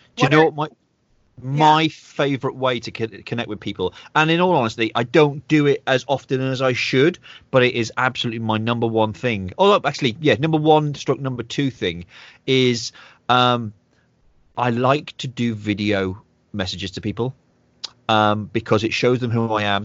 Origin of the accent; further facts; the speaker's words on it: United Kingdom; I'm very, you know, a proud British guy, even though I'm half Irish